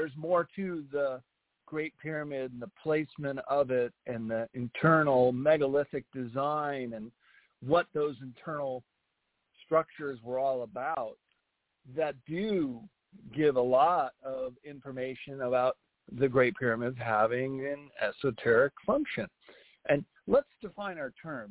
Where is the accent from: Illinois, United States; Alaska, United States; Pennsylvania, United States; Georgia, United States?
Illinois, United States; Arlington Heights; also born or lived in Chicago; now in California, United States; I was born in the city but grew up in a town called Arlington